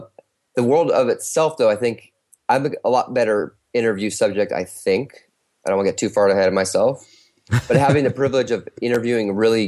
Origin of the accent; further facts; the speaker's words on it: North Carolina, United States; I was always from North Carolina. So we went back there for Christmas